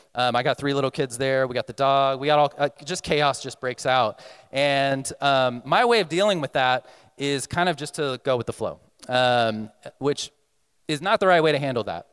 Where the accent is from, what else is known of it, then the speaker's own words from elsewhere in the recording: Texas, United States; moved away; I'm coming from Texas